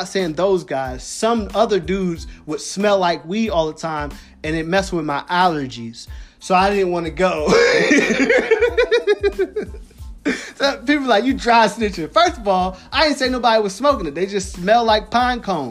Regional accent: Philadelphia, Pennsylvania, United States; moved away; also born or lived in Louisiana / Shreveport / Hampton Roads / Macon; I'm from Philly. Everybody know I'm from Philly.

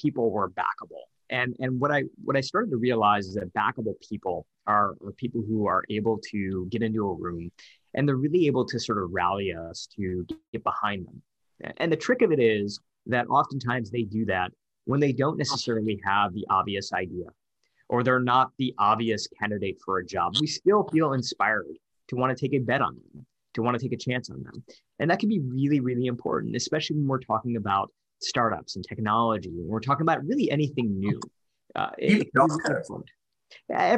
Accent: Detroit, Michigan, United States; I'm from Detroit.

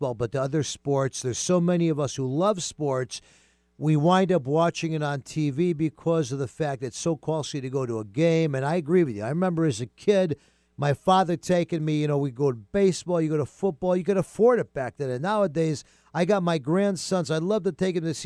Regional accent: Binghamton, New York, United States; moved away; also born or lived in Manhattan, New York City; I grew up in Binghamton, but I lived for many years in Manhattan

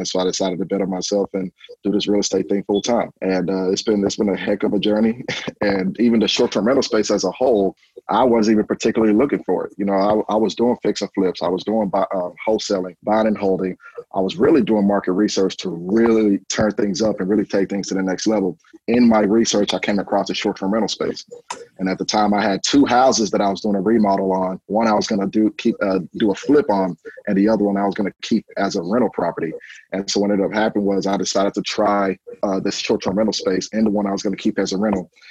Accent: Houston, Texas, United States; also born or lived in Nigeria; I'm originally from Nigeria, originally born in Nigeria. I came here to Houston when I was 8 years old. So I grew up here in Houston

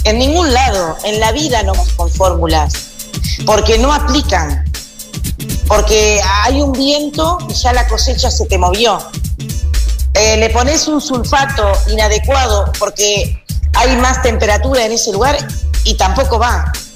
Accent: Montevideo, Uruguay; Yo nací en Montevideo, vivo en Montevideo.

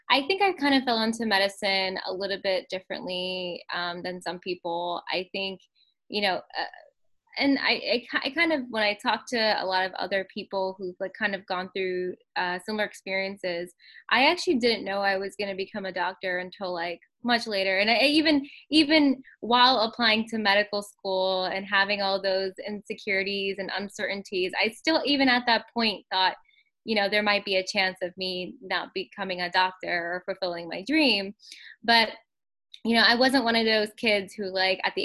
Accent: New York City, New York, United States; first language English; also born or lived in Long Island; native New Yorker born and raised in Queens

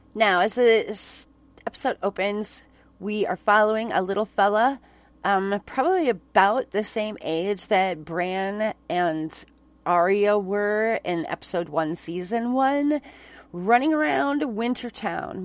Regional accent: Onalaska, Wisconsin, United States; I grew up in Onalaska

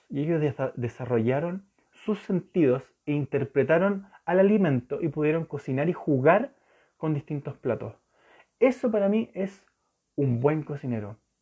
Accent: Chile; Santiago de Chile, yo soy chileno

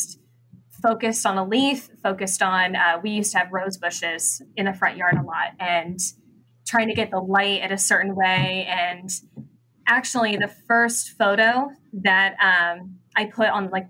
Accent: Tipp City, Ohio, United States; my hometown of Tip City

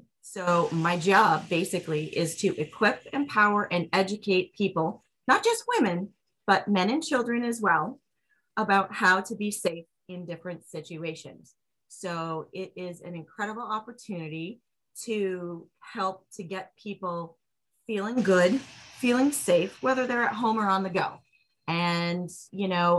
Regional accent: Kingston, New Hampshire, United States; also born or lived in Methuen, Massachusetts / Byfield, Massachusetts; we moved from Byfield to Kingston, New Hampshire. So I have been a resident

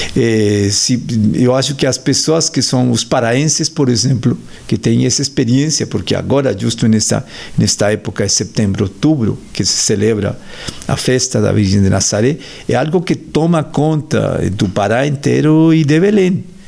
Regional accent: Colombia; Portuguese is a second language; moved away; Eu sou colombiano

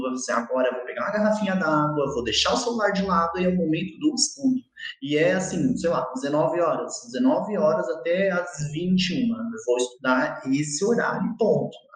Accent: Brazil; É que a gente é brasileiro já é meio vacinado com isso, né?

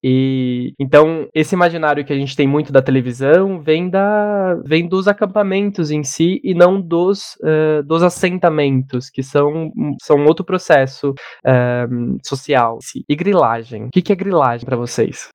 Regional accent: Joanópolis, São Paulo, Brazil; moved away as an adult; also born or lived in Rosana, São Paulo; now in São Paulo, Brazil; nasci no interior de São Paulo, uma cidade bem pequena chamada Joanópolis.

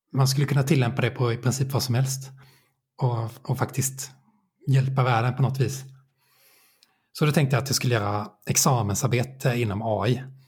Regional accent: Nybro, Kalmar County, Sweden; moved away as an adult; also born or lived in Linköping; now in Åtvidaberg, Sweden; Jag växte upp i Nybro i Småland

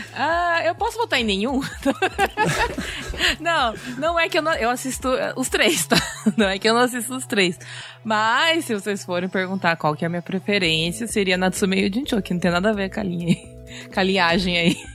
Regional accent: São Paulo, Brazil; moved away as an adult; now in Japan; Eu sou de São Paulo

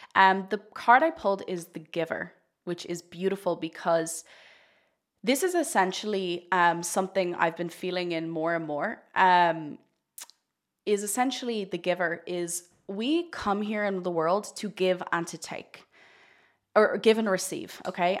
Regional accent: Ireland; I'm Irish, and in Ireland, we're very much raised to think sex is very shameful

